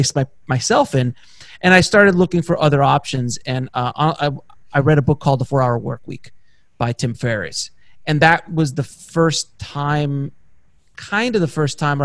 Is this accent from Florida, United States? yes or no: yes; Miami, Florida, United States; moved away as an adult; now in Los Angeles, United States; I was from Miami and I came out